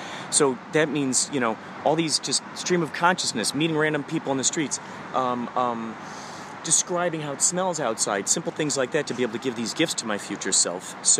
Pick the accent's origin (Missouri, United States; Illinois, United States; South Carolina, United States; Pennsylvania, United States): Illinois, United States; Chicago; now in Los Angeles, United States; Originally Chicago.